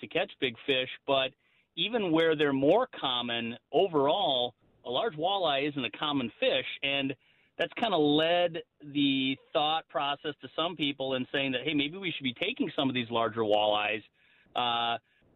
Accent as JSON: {"language": "English", "region": "Minnesota", "country": "United States", "said": "Lake of the Woods in my home state"}